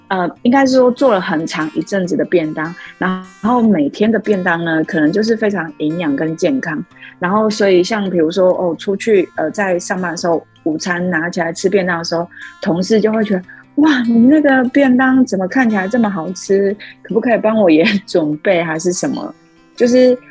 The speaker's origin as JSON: {"language": "Chinese", "town": "Lukang", "region": "Changhua County", "country": "Taiwan", "tie": "born or raised there", "also_born_or_lived": "Tainan", "said": "我从小就是在鹿港长大，然后，呃，读书，呃，到大学的时候才有到台南那边读书"}